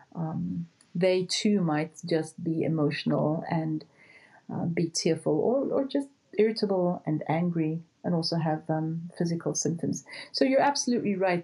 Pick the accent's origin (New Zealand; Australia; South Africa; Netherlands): South Africa; moved away as an adult; also born or lived in Houston, Texas; I was born and raised in South Africa, but did my training in Houston, Texas, at Baylor College of Medicine.